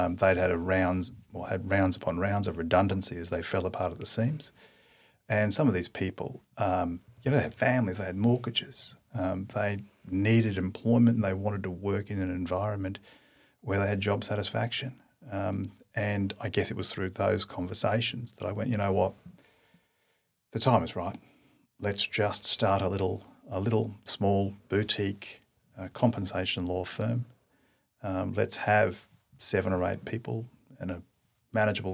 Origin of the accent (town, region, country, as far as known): Queensland, Australia; born or raised there; also born or lived in Darwin, Australia / Toowoomba, Australia / Emerald, Australia